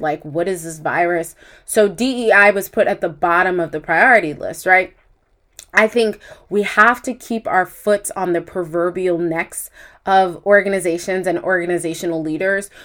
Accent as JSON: {"language": "English", "country": "United States", "said": "As an American"}